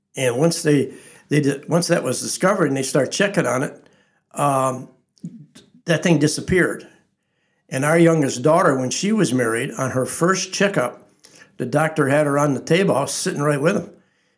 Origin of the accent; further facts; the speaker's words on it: Lansing, United States; I was raised on Burnham Avenue right behind the First Reformed Church, the first house. Still there.